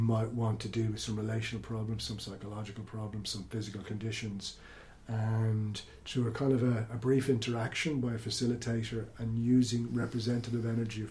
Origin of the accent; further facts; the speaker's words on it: Ireland; I am born Irish, consider myself Celtic